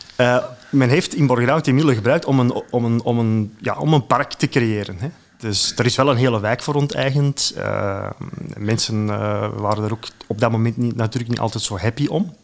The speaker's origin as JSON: {"language": "Dutch", "town": "Antwerp", "region": "Flanders", "country": "Belgium", "tie": "born or raised there", "lives_now": "Borgerhout, Belgium", "said": "ik had ook school gelopen in Borgerhout, maar ik woonde toen in Deurne"}